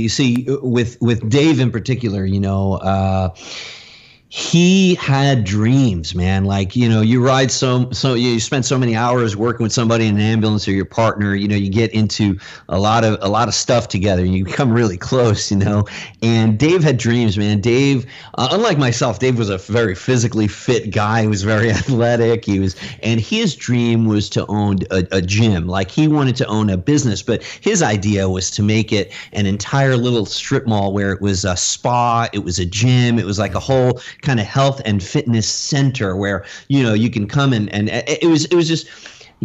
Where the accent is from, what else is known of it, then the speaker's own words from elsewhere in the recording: New York, United States; When I came to Florida from New York, it was culture shock, because I just had to find a way to make some money.